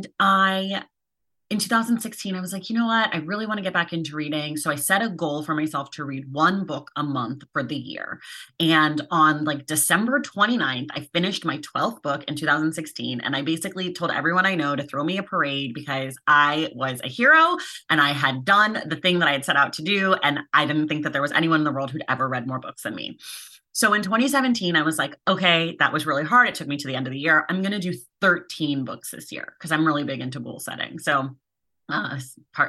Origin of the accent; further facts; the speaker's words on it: Oakland, California, United States; now in Los Angeles, United States; I'm a California native, though I'm from Oakland, which is in the Bay Area